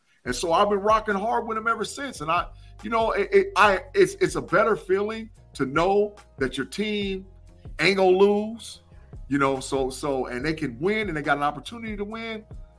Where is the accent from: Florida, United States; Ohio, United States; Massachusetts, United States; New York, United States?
Ohio, United States; because I'm from Ohio